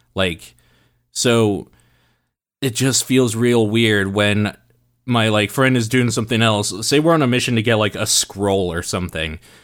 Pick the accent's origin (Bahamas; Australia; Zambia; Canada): Canada; we grew up in Canada